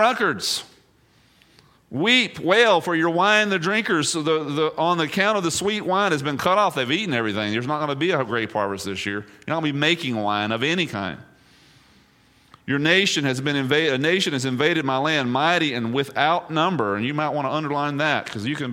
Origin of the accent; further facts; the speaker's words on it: East Texas, United States; I grew up in East Texas